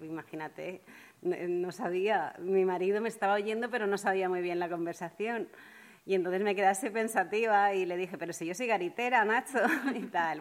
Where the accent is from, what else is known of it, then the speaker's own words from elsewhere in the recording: Monóvar, Valencian Community, Spain; ser la pregonera de mi pueblo